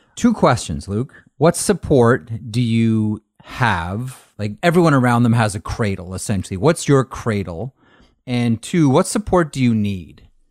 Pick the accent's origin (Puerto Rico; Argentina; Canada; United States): Canada; Toronto, Ontario; I grew up playing hockey in Toronto